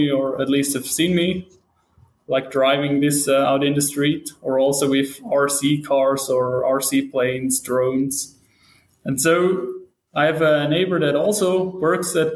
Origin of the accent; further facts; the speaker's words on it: St. Gallen, Switzerland; I'm from Switzerland, St. Gallen in to be specific.